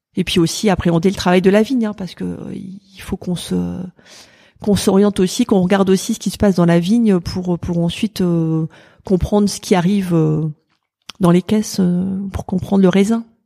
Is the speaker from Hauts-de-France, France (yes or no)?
yes; Pas-de-Calais, Hauts-de-France, France; moved away as an adult; also born or lived in Lille / Montpellier; now in Burgundy, France; je suis originaire du Pas-de-Calais